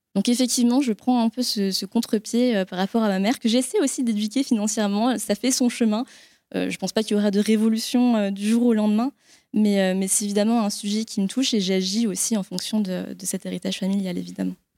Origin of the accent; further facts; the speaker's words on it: France; also born or lived in Vietnam; j'étais adoptée euh, à l'âge de 6 mois par mes parents, euh, qui sont du coup euh, bah, effectivement très franco-français